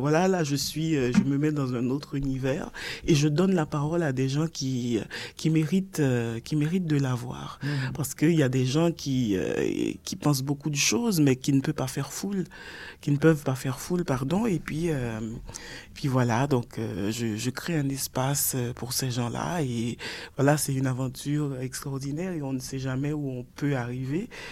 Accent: Port-au-Prince, Ouest, Haiti; Je suis née à Port-au-Prince, ah. à l'hôpital public. Donc, je suis une Port-au-Princienne pure et dure

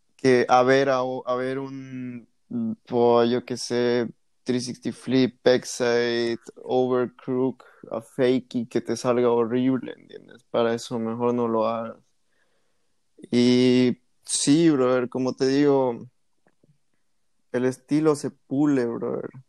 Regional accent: La Paz, Bolivia; yo nací en La Paz

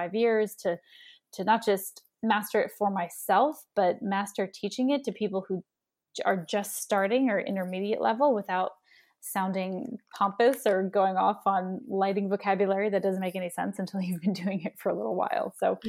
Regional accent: New Jersey, United States; I am born and raised in New Jersey, and I've worked on my accent.

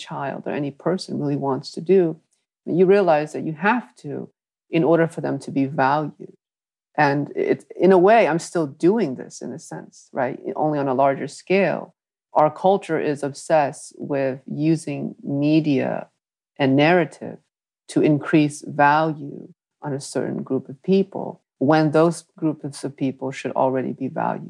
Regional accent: Hartford, Connecticut, United States; English is a second language; growing up in New England

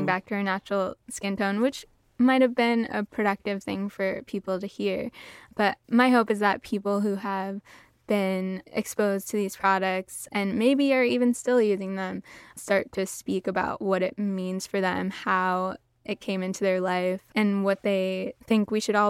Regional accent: New York City, New York, United States; I grew up in New York City, in Uptown Manhattan with like African American, pretty light skinned family members.

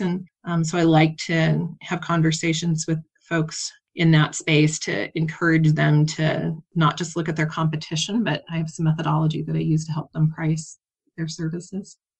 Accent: Kansas, United States; moved away; I grew up on a farm in Kansas, very small, well, not very small, but small town, less than 5,000 people

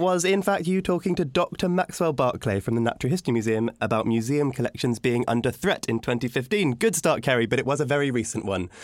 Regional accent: United Kingdom; as a Brit

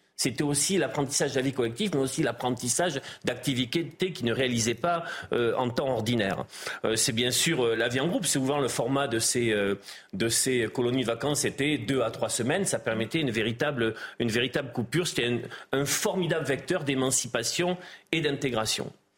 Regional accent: Gironde, Nouvelle-Aquitaine, France; je suis originaire de la Gironde

